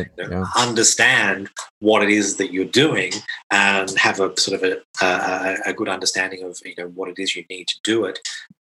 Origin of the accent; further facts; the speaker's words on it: Australia; now in Krakow, Poland; I come from Australia originally